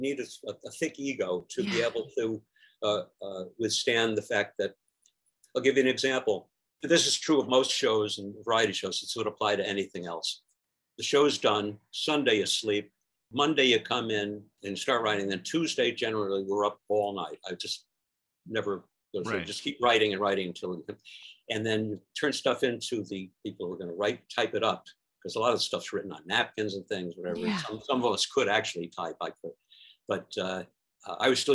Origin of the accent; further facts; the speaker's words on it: New York, United States; moved away; I'm from New York